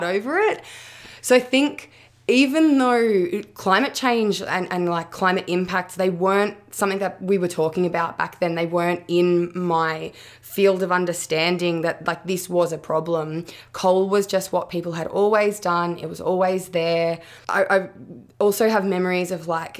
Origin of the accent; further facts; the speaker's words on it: Yallourn North, Victoria, Australia; moved away as an adult; now in Gippsland, Australia; I grew up in Yulon North. My dad grew up there as well.